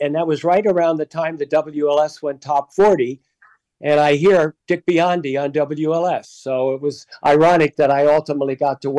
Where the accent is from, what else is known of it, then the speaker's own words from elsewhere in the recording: south of Wilkes-Barre, Scranton, upstate Pennsylvania, United States; moved away; also born or lived in Chicago; I grew up in upstate Pennsylvania, south of Wilkes-Barre, Scranton, and, you know, in the coal region. So, you know, it was a fun place to grow up, but they didn't have a lot of local radio there.